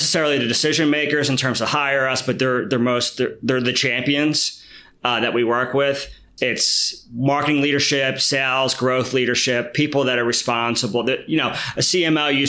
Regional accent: Philadelphia, Pennsylvania, United States; I grew up in Philly, and I went through sort of the city education system

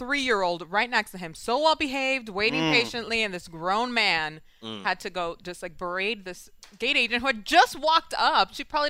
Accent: New York City, New York, United States; Yeah, I grew up in Washington Heights.

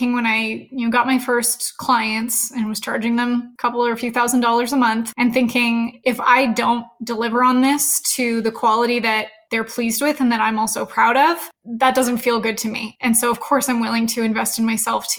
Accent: Canada; also born or lived in Edmonton, Alberta; I'm Canadian, so I went to school in Edmonton, Alberta

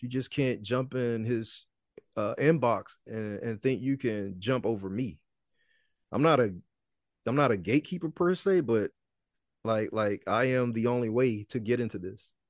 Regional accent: Mississippi, United States; Mississippi, my hometown

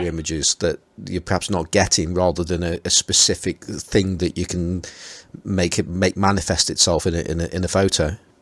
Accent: Stoke-on-Trent, West Midlands, United Kingdom; accent: Stoke; my Stoke accent

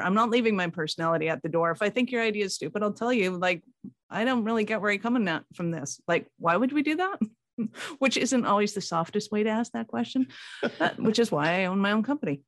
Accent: Canada; I'm Canadian

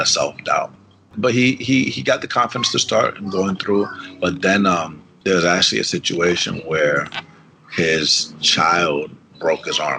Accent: Atlanta, Georgia, United States; first language Spanish; English is a second language; growing up in Atlanta

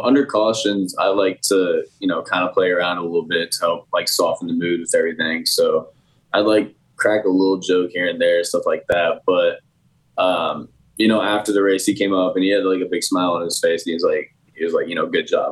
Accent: Indianapolis, Indiana, United States; born or raised there

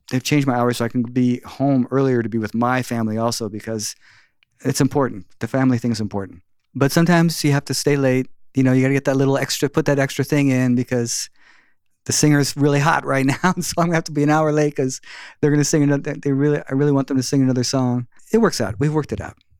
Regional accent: South Bay, California, United States; I grew up in the South Bay

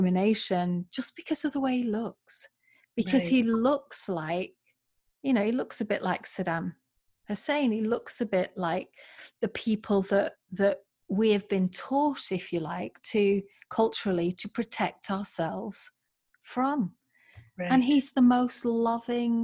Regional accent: England, United Kingdom; moved away as an adult; also born or lived in California / Florida; now in Columbus, United States; I'm from England, living in America

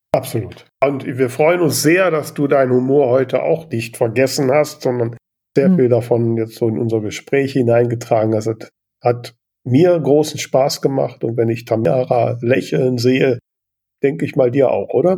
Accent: Grefrath, North Rhine-Westphalia, Germany; ich komme aus Grefrath

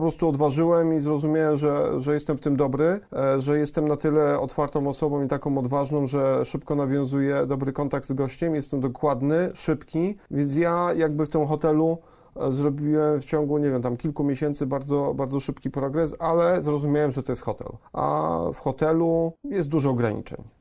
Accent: Poland; moved away as an adult; also born or lived in London, United Kingdom; wyjechałem e, z Polski do, e, do Londynu, do mhm. Anglii mhm. w wieku 22 lat

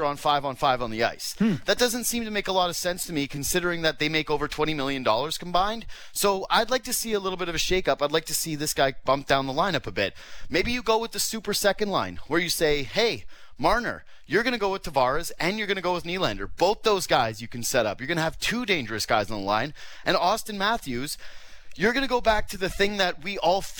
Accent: Western Canada, Canada; moved away; I grew up in Western or Northern Canada

